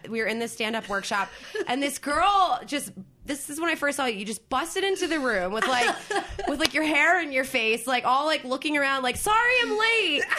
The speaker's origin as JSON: {"language": "English", "region": "New Jersey", "country": "United States", "tie": "born or raised there", "also_born_or_lived": "Philadelphia", "moved": "yes", "said": "I grew up in South Jersey"}